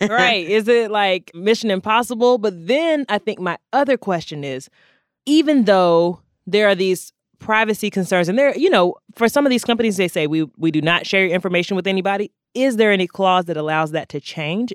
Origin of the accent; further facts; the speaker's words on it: North Carolina, United States; I'm from North Carolina